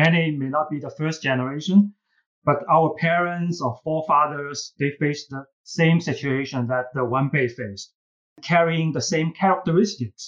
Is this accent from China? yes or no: yes; China; English is a second language; moved away; you can tell from my accent, I'm first generation immigrant from China.